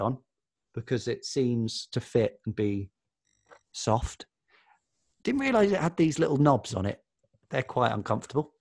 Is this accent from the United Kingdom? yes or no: yes; Watford, East of England, United Kingdom; also born or lived in South London; now in London, United Kingdom; I was born in Watford, though now I live in South London.